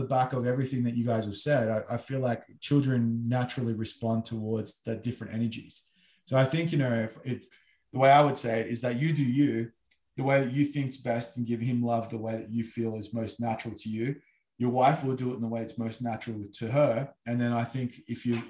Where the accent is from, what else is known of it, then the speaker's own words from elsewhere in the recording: Australia; I'm from Australia